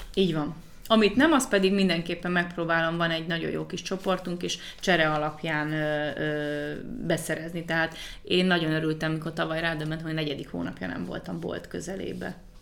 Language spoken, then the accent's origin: Hungarian; Hungary; moved away; also born or lived in United States / England; amikor 2015-ben hazaköltöztem Magyarországra Amerikából